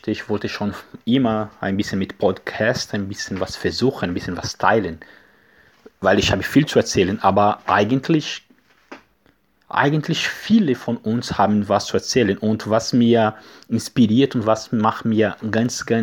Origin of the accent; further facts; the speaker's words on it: Brazil; German is a second language; now in Germany; wir kommen aus Brasilien, ich stammen Brasilien